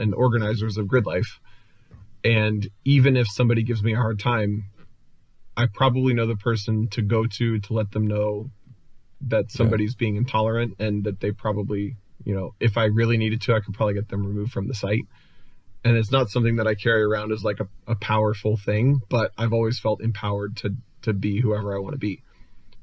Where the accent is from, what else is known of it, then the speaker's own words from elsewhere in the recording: Cincinnati, Ohio, United States; the region that I grew up in Cincinnati